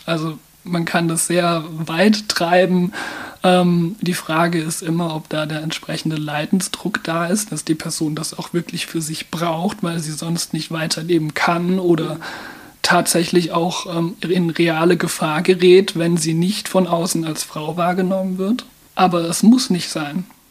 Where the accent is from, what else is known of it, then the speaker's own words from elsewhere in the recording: Mannheim, Baden-Württemberg, Germany; Ich bin in Mannheim geboren und aufgewachsen.